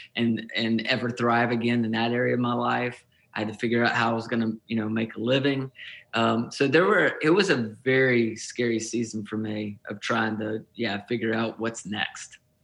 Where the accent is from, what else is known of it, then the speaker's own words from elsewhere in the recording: Nashville, Tennessee, United States; moved away as an adult; also born or lived in Kentucky; now in Plymouth, Michigan, United States; I moved to Nashville, which is was my hometown